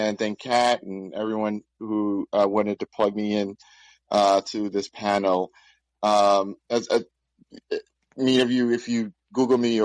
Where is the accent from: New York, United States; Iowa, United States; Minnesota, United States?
New York, United States; New York City; I grew up in Bedford-Stuyvesant, Brooklyn during the 80s and 90s